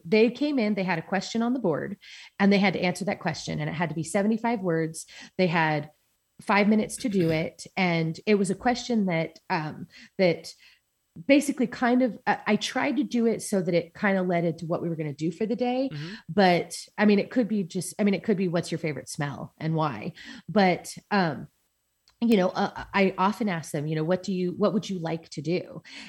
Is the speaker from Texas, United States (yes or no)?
no; San Diego, California, United States; I did. Yeah. I grew up in San Diego.